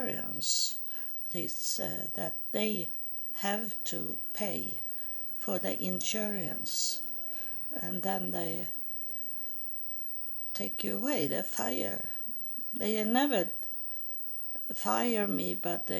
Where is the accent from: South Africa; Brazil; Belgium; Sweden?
Sweden; English is a second language; I was born in Sweden